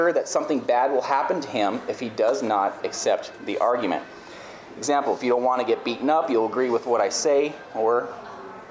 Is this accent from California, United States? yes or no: yes; California, United States; moved away; I grew up in California